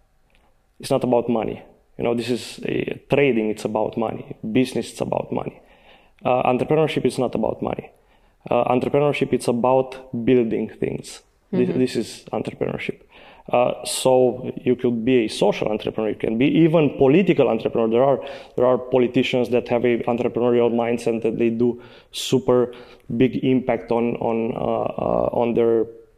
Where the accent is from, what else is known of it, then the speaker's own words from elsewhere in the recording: Sibiu, Sibiu County, Romania; English is a second language; I'm from Sibiu. I was born in Sibiu.